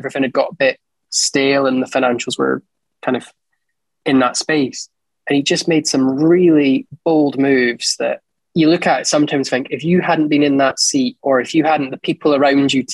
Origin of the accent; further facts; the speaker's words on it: Edinburgh, Scotland, United Kingdom; born in Edinburgh, school in Edinburgh, university in Edinburgh